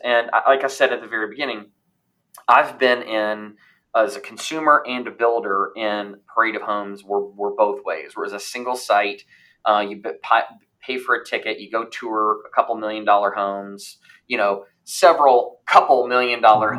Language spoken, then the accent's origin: English; Louisville, Kentucky, United States; moved away; also born or lived in Indianapolis, Indiana / Huntsville, Alabama / Raleigh, North Carolina; where I grew up in Louisville, Kentucky